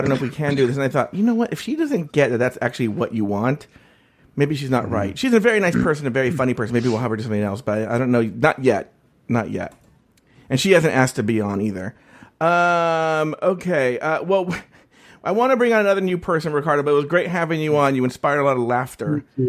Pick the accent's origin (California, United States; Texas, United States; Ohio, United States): California, United States; As a Californian